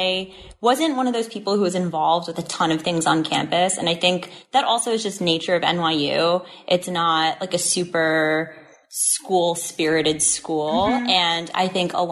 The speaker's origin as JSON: {"language": "English", "region": "New Jersey", "country": "United States", "moved": "as an adult", "lives_now": "New York City, United States", "said": "I'm originally from New Jersey, so tri-state area"}